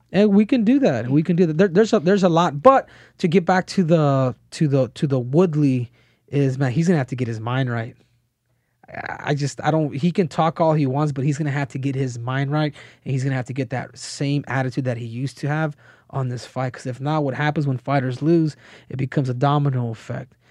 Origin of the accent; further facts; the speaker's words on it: Phoenix, Arizona, United States; I grew up in Phoenix